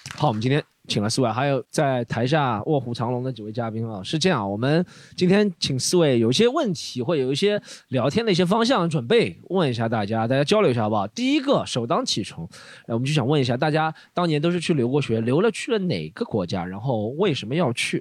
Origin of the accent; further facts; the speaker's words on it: Shanghai, China; 我们上海人